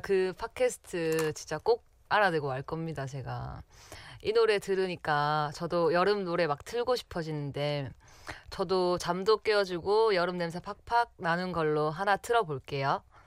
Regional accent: Masan, South Gyeongsang, South Korea; moved away as an adult; now in Seoul, South Korea; 저희 고향은 바로 경남 마산입니다.

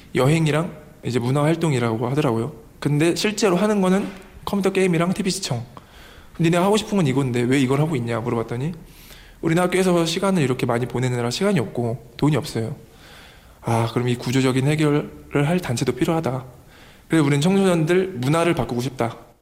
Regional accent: South Korea

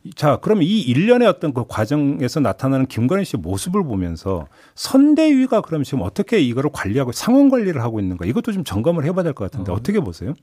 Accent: Boryeong, South Chungcheong, South Korea; born or raised there

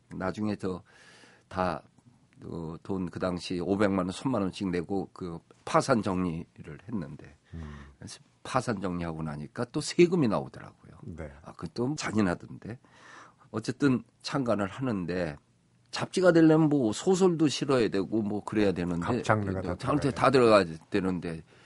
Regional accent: Seoul, South Korea; 내 고향 서울을

